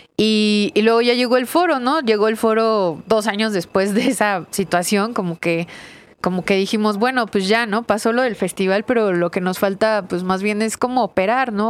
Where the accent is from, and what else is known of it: Mexico